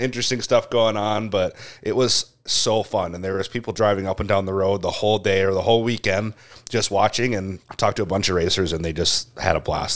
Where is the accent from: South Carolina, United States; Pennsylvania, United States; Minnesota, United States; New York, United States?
Minnesota, United States; Crosslake; growing up in Cross, like, we always had Radar Runs, like, the weekend of Winterfest